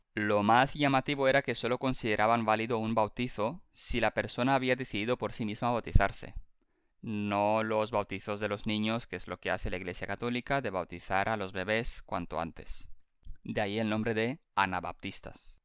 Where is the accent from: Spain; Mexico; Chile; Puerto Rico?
Spain; somos dos millennials rumanos que crecimos en España